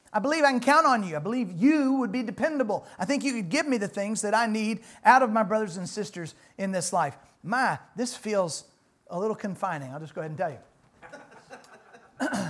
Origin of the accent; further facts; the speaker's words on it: Louisville, Kentucky, United States; I'm really from the Louisville area